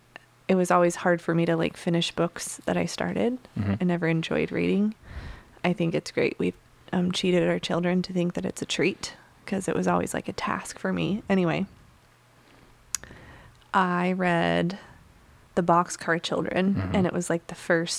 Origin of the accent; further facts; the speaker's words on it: Utah, United States; I grew up in Utah, as you know, in like a very small town.